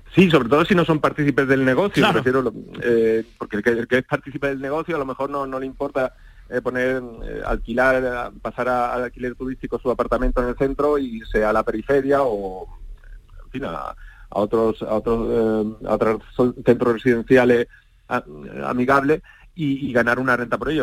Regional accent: Málaga, Andalusia, Spain; yo soy malagueño y, ahora trabajo desde Málaga

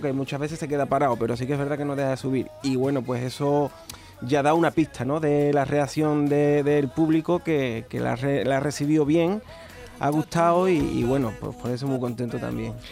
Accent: Trigueros, Andalusia, Spain; moved away as an adult; now in Utrera, Spain; Yo soy de Trigueros. De Trigueros. me Llevo viviendo en Utrera ya unos años, 15 años, güey, ya casi, casi utrerano también, pero yo soy de Trigueros y, llevo mi pueblo siempre por bandera.

